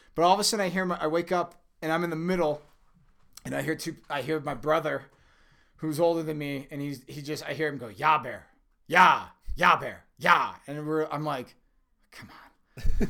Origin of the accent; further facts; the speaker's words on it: Minnesota, United States; moved away as an adult; now in Colorado, United States; Born and raised in Minnesota. I, I moved out to Colorado when I was, uh, uh, right before I was nineteen